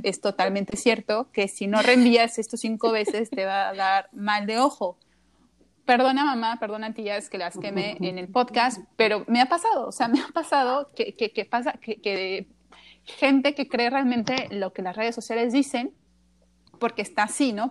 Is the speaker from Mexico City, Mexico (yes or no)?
no; Querétaro, Mexico; yo no soy de la Ciudad de México, yo soy de Querétaro